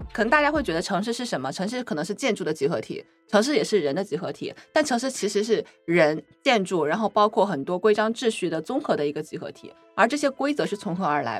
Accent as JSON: {"language": "Chinese", "town": "Wuhan", "region": "Hubei", "country": "China", "tie": "born or raised there", "also_born_or_lived": "Chongqing", "moved": "yes", "lives_now": "Shanghai, China", "said": "因为我是出生在西部嘛，我出生嗯。在重庆，然后长在武汉，中西部"}